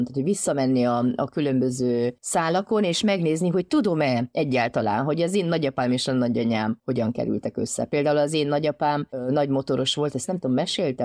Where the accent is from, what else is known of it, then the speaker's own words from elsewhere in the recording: Transylvania, Romania; én erdélyi magyar vagyok